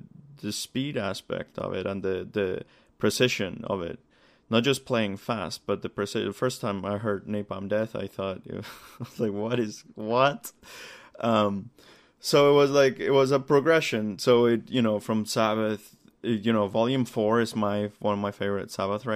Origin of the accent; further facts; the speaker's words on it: Colombia; now in Toronto, Canada; I grew up in Colombia